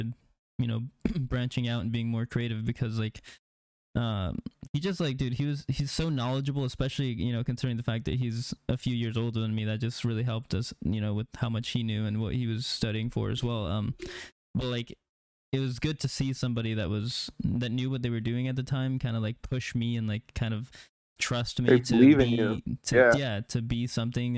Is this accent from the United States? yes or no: yes; Neosho, Missouri, United States; I came out of Neosho. That's where I graduated, and I started doing photography in, like, 7th, 8th grade